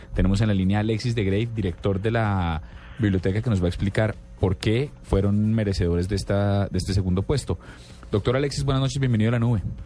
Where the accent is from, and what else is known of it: Colombia